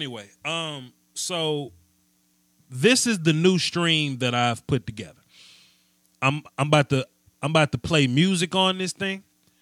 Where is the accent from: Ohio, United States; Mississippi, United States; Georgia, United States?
Mississippi, United States; I'm from Mississippi.